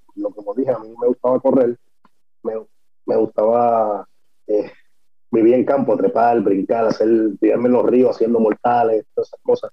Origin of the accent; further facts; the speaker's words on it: Guaynabo, Puerto Rico; yo soy de, de Guaynabo, de Guaynabo City